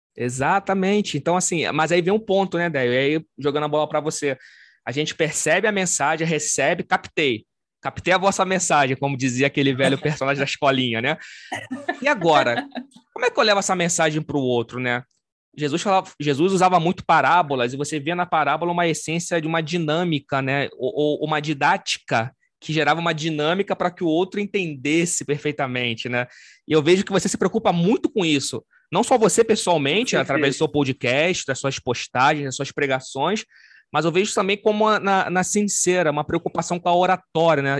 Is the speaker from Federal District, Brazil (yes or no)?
no; Rio de Janeiro, Brazil; eu sou do Rio de Janeiro, sou carioca, sou descendente de italiano